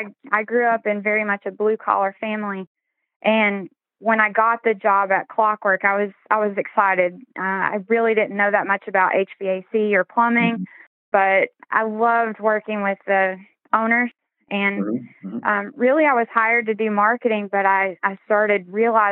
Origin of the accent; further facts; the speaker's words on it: Maryville, Tennessee, United States; moved away as an adult; I did move back to my hometown in Maryville. We're right outside of Knoxville and Gatlinburg.